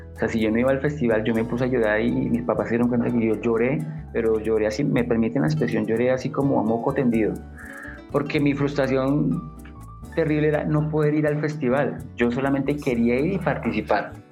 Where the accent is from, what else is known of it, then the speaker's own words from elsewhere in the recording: Bogotá, Colombia; siendo yo bogotano